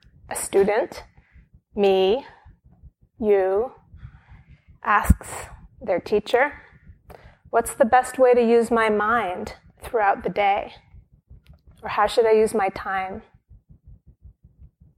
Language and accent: English; Brooklyn, New York, United States; moved away as an adult; now in near the monastery, United States; Brooklyn is my hometown. I spent the first 17 years of my life here